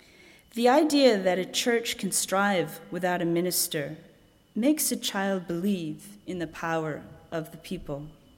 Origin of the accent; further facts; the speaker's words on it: Boston, Massachusetts, United States; I grew up in Arlington Street Church.